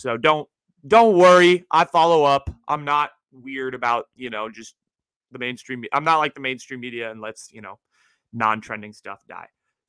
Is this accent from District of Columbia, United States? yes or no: no; San Francisco, California, United States; And I'm here to deliver a hypothesis about my hometown team, the San Francisco 49ers.